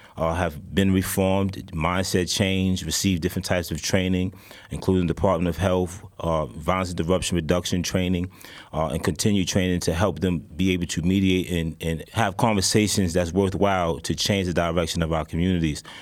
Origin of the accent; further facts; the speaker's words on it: New York City, New York, United States; I'm from downtown Brooklyn. I'm actually from Whitehall, Gowanus houses